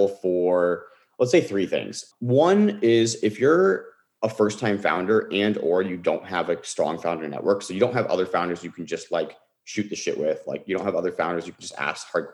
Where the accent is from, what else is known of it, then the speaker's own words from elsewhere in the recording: Bay Area, California, United States; I grew up in the Bay Area